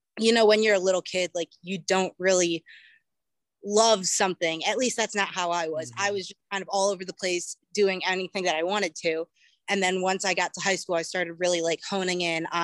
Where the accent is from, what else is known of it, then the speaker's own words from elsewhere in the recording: Cleveland, Ohio, United States; I am originally from Cleveland, Ohio. I started doing track in elementary school.